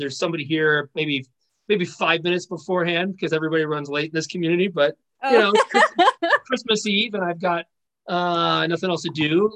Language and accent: English; Chicago, Illinois, United States; now in Los Angeles, United States; I'm from Chicago originally.